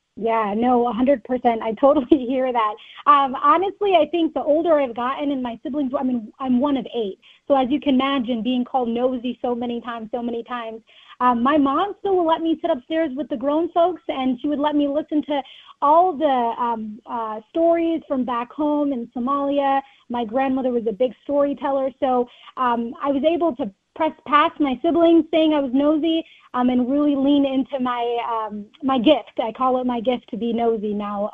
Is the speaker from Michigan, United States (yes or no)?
no; Rochester, Minnesota, United States; growing up in Rochester